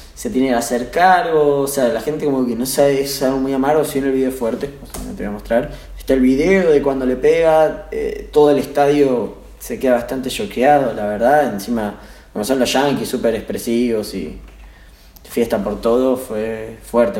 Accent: Buenos Aires, Argentina; Nosotros somos de Almagro

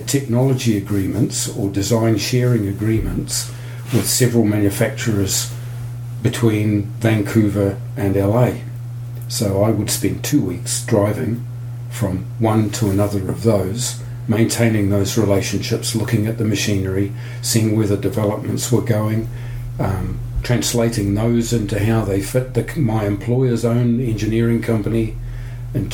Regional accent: Taumarunui, Manawatū-Whanganui, New Zealand; I grew up in New Zealand. I was born in the central North Island town of Tamaranui

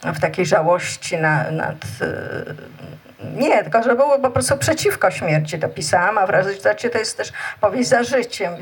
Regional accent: Warsaw, Masovian Voivodeship, Poland; tam gdzie mieszkam, na Bielanach i chodziłam tam całe życie, bo gdzieś tam też e, się urodziłam i wychowałam.

